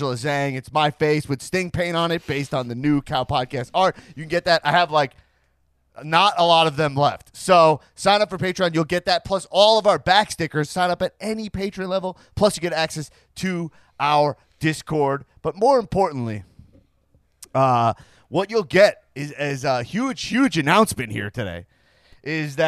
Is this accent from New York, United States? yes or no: yes; Long Island, New York, United States; We grew up together in Long Island, New York